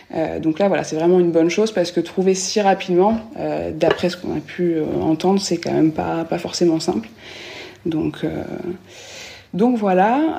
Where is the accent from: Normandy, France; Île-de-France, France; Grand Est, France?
Normandy, France; moved away as an adult; also born or lived in London / California; now in Bordeaux, France; de base, on est de Normandie, on ne connaît pas du tout la région bordelaise